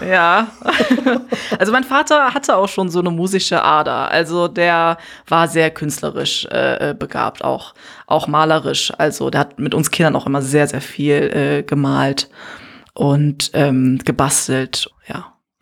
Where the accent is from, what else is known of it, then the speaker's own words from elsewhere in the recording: Germany; also born or lived in Gambia; auf diese Frage antworte ich meistens aus Neues